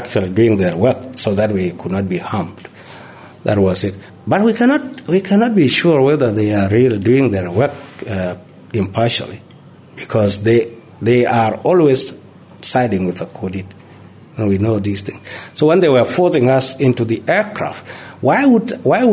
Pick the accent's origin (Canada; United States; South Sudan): South Sudan; Bor, Jonglei; We are from Bor